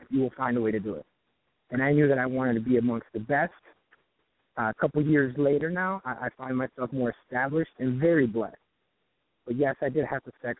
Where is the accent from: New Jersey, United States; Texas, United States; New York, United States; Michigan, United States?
Michigan, United States; Detroit; moved away as an adult; now in Venice, United States; I'm actually from Detroit